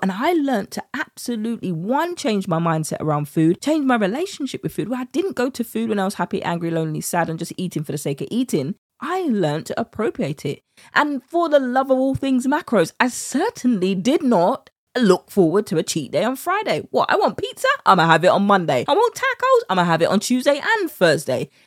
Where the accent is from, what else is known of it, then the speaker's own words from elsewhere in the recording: United Kingdom; accent: British; my British accent